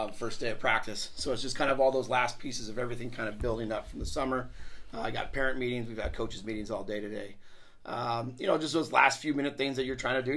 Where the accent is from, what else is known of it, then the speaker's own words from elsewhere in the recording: Colorado, United States; moved away as an adult; also born or lived in Puget Sound region, Washington; now in Washington, United States; I'm from Colorado